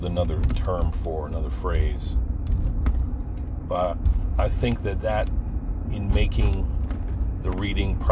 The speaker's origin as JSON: {"language": "English", "area": "Pine Barrens", "region": "New Jersey", "country": "United States", "tie": "born or raised there", "said": "my coming up in the Pine Barrens"}